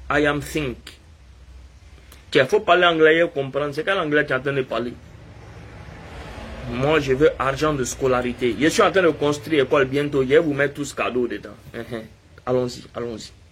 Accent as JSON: {"language": "French", "country": "Guinea", "said": "Je suis guinéen, je vis là-bas."}